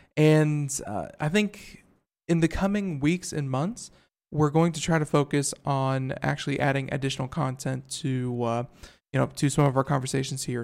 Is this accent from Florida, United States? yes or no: yes; Florida, United States; moved away; I'm from Florida, you know, uh, for 20 some odd years, lived in Florida